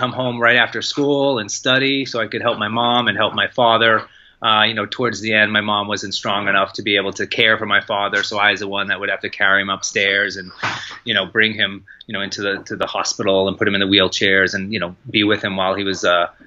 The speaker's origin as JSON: {"language": "English", "town": "Lexington", "region": "Massachusetts", "country": "United States", "tie": "born or raised there", "said": "I grew up in Lexington, Massachusetts"}